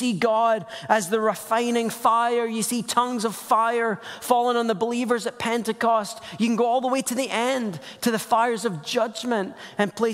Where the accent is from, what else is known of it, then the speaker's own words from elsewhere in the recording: Scotland, United Kingdom; also born or lived in Portland metro area; now in Portland, United States; I'm Scottish. It's just a funny accent that makes kids look at me funny